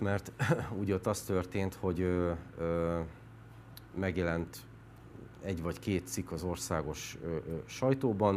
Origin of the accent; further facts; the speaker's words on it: Békés, Hungary; moved away as an adult; also born or lived in Budapest; Békés ott születtem, ott nőttem fel